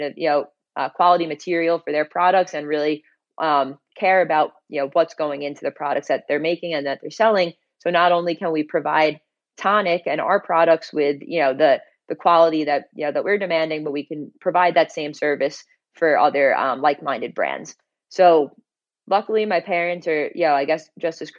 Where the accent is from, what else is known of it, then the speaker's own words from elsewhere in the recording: Long Island, New York, United States; I'm originally from Long Island, like, you know, pretty close to New York City